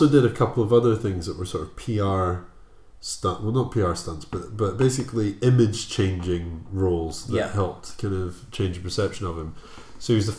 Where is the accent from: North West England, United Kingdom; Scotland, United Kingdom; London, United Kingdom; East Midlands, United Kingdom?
Scotland, United Kingdom; Aberdeen; I was born in Aberdeen, Scotland